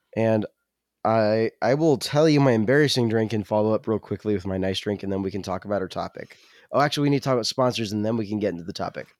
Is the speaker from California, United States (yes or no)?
yes; California, United States; moved away; I'm from California